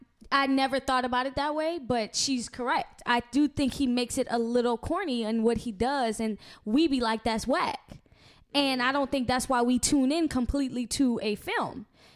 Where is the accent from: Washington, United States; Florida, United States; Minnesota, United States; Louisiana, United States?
Louisiana, United States; I'm from Louisiana.